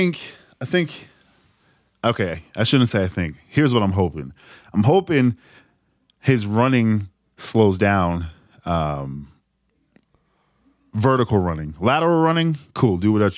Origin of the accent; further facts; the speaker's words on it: New England, United States; I happen to be born and raised in the New England area.